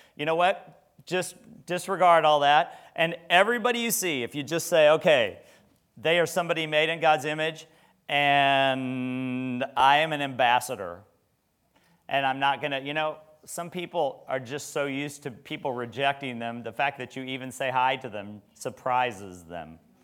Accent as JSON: {"language": "English", "region": "Nebraska", "country": "United States", "moved": "yes", "said": "I was from Nebraska"}